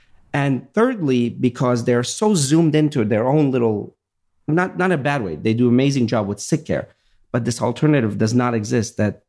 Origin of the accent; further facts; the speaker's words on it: Virginia, United States; My grandfather, same thing. We grew up in Virginia, and I remember we had a farm